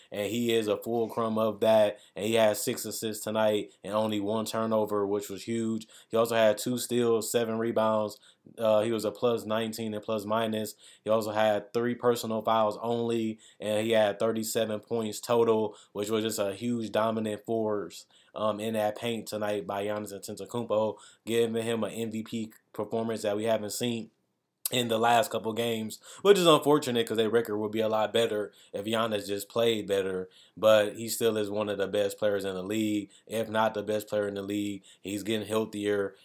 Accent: Milwaukee, Wisconsin, United States; I am from Wisconsin and I'm from Milwaukee

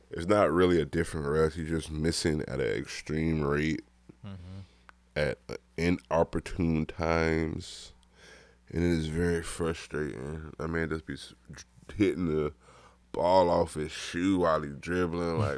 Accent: California, United States; You know, man, I'm from Cali, man.

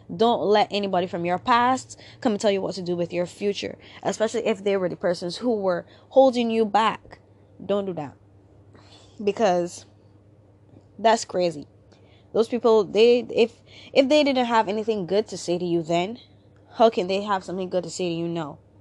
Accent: Barbados; I'm from Barbados, um, we have primary school, secondary school, then tertiary education

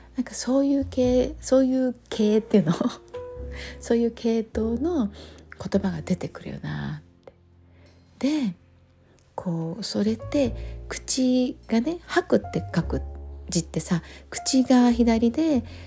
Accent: Japan; 日本人に生まれて

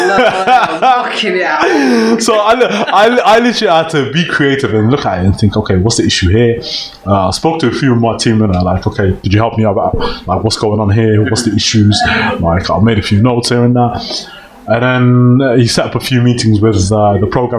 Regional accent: Birmingham, West Midlands, United Kingdom; I'm from Birmingham, I'm Somali

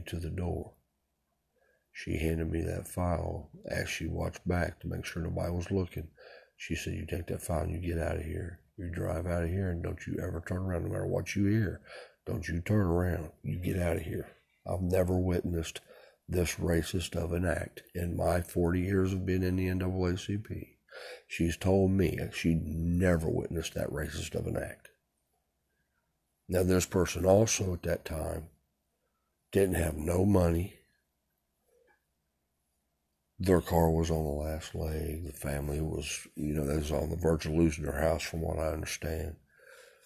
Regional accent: United States; I'm an American

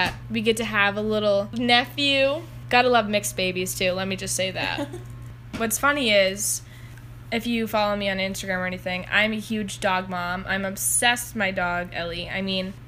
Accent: Maine, United States; moved away as an adult; also born or lived in Massachusetts; now in St. Louis, United States; I grew up in Maine in a town that nobody's ever heard

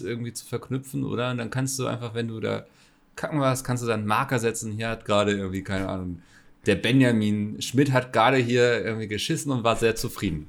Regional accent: Northern Germany, Germany; Da bin ich ja als Norddeutscher

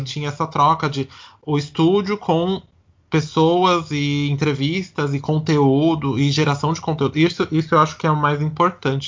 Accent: Santo André, São Paulo, Brazil; eu sou de Santo André, então assim, quando eu era menor, eu ia na Parada de Santo André

